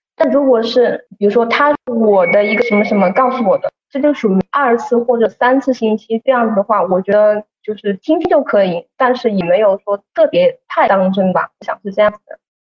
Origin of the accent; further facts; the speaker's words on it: Wuhan, Hubei, China; 我这边呢还是在武汉。首先，因为我是本地人，然后的话我工作也是在本地嘛